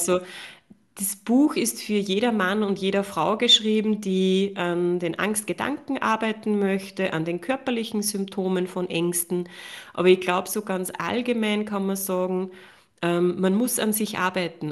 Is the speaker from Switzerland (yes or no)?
no; Upper Austria, Austria; ich habe ja lange Jahre eine Praxis gehabt in mhm. Oberösterreich, wo ich herkomme